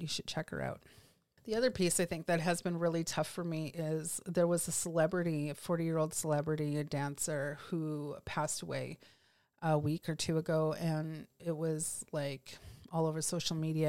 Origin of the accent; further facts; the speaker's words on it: Canada; here as Canadian lawyers